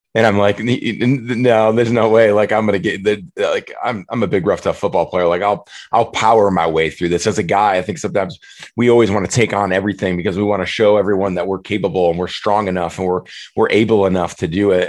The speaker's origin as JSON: {"language": "English", "town": "Prairie du Chien", "region": "Wisconsin", "country": "United States", "tie": "born or raised there", "moved": "as an adult", "said": "I'm back in my hometown of Prairie du Chien for the for the summer in, in, Wisconsin."}